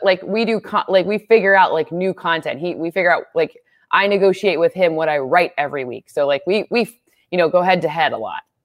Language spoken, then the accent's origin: English; Michigan, United States; moved away; I grew up in Michigan.